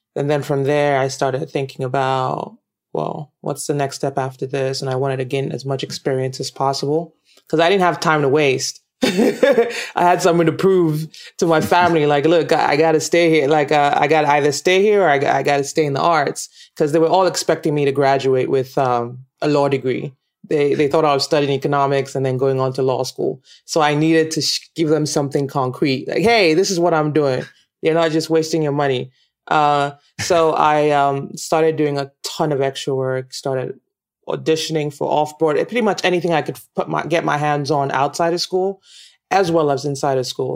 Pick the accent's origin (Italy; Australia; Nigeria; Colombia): Nigeria; accent: Nigerian; moved away as an adult; also born or lived in United States; one of the challenges I had was trying to change my accent because I wasn't getting a lot of work because of my Nigerian accent